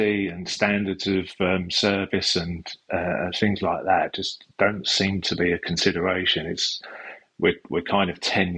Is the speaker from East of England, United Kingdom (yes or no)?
yes; Epping Forest, East of England, United Kingdom; also born or lived in London; I was born in London, but brought up in Epping Forest, which is part of the Lee Valley.